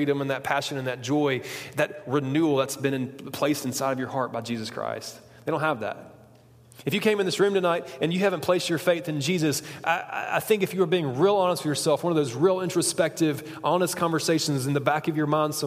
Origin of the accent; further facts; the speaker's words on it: Huntsville, Alabama, United States; I'm from Huntsville, Alabama